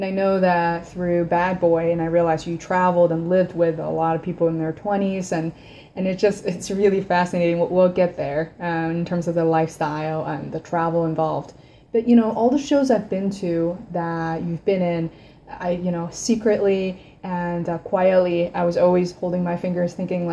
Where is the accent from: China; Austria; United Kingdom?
China; moved away; growing up in China